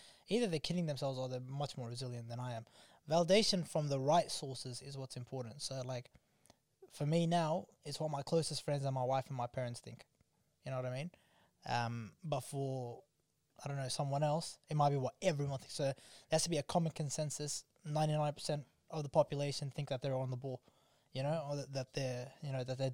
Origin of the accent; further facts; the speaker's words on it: Melbourne, Victoria, Australia; I'm black from Carlton